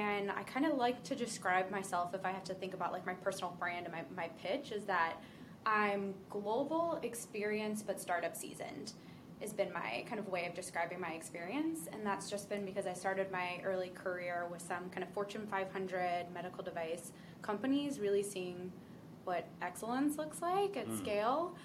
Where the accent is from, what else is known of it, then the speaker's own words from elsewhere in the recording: Ocean City, New Jersey, United States; For anyone who knows Jersey, this is Ocean City area, so closer to Philadelphia